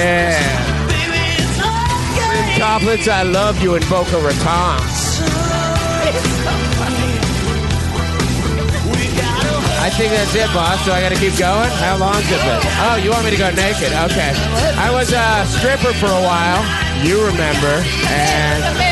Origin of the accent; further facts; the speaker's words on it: Canada; now in United States; I'm from Canada